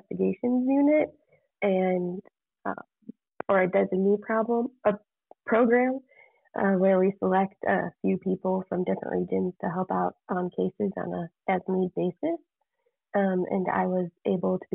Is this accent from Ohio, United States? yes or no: yes; Ohio, United States; I'm from Ohio, and I work for the Ohio Auditor's Office